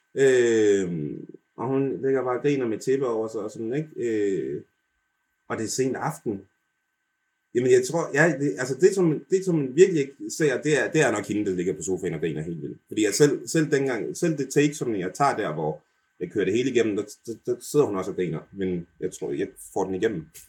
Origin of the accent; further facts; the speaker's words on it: Denmark; jeg snakker altså rigtig dansk, og jeg er født i Danmark